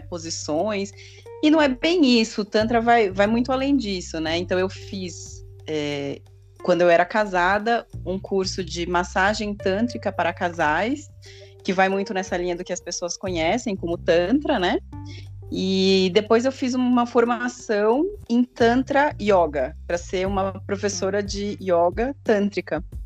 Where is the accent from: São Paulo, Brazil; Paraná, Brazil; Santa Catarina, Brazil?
São Paulo, Brazil; eu sou de São Paulo, capital